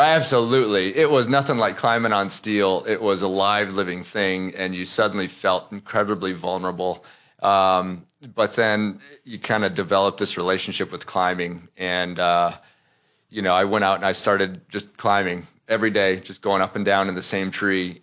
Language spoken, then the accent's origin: English; Minnesota, United States; moved away; also born or lived in Iowa; I grew up in Minnesota. I was born in Iowa. Grew up in Minnesota.